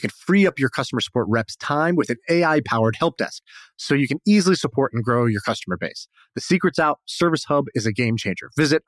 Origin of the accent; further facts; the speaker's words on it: Tulsa, Oklahoma, United States; born there; also born or lived in Denver / Texas / China / Indonesia; Tulsa. Yeah. Denver, Texas, China, Indonesia, Australia, San Francisco. Yeah, that's it. And maybe a little bit of London too.